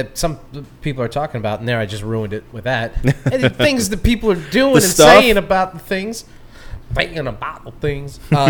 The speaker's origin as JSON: {"language": "English", "region": "the South", "country": "United States", "said": "we're from the South"}